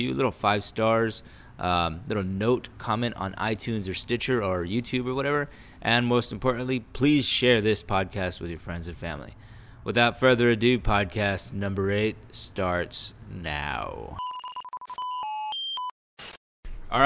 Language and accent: English; Fort Worth, Texas, United States; moved away; I grew up in Fort Worth